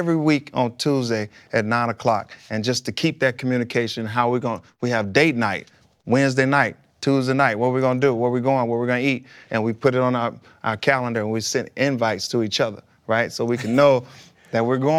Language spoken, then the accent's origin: English; Pine Bluff, Arkansas, United States; With my wife, we grew up together in Pine Bluff.